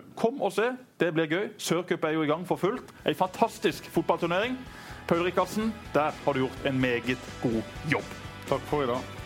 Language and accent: Norwegian; Norway; jeg er jo norsk